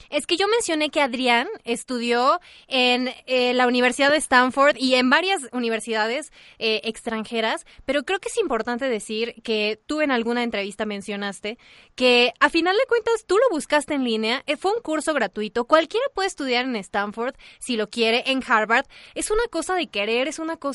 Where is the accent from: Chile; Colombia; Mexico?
Mexico